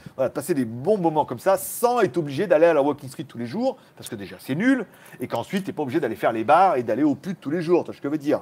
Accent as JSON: {"language": "French", "town": "Lyon", "region": "Auvergne-Rhône-Alpes", "country": "France", "tie": "born or raised there", "moved": "as an adult", "lives_now": "Pattaya, Thailand", "said": "je suis né à Lyon"}